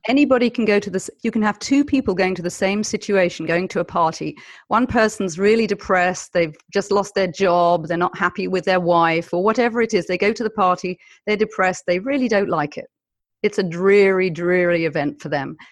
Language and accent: English; United Kingdom; I am British, I come from a culture of Monty Python